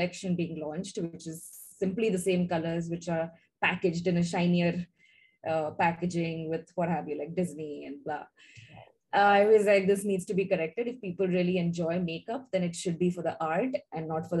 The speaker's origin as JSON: {"language": "English", "country": "India", "moved": "as an adult", "lives_now": "Singapore", "said": "we are originally from India. We moved to Singapore in 2012"}